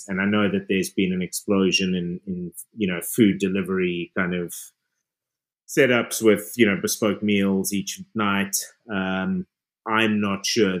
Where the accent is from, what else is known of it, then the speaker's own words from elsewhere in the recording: South Africa; moved away as an adult; now in London, United Kingdom; we still have the benefit of being South African